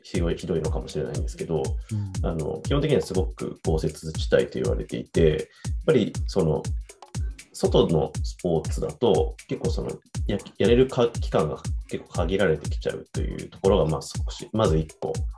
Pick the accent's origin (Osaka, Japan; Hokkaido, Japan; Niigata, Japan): Hokkaido, Japan; Iwamizawa; moved away as an adult; now in Tokyo, Japan; もともとその家見沢というところにいて、まあ、でも僕はあのもう大学から東京に出てしまっていて